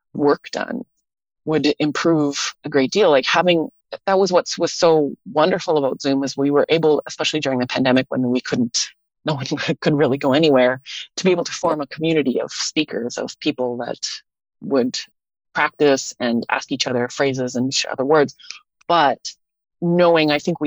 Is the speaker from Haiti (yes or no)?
no; Thunder Bay, Ontario, Canada; also born or lived in Winnipeg; now in Vancouver, Canada; I grew up in Thunder Bay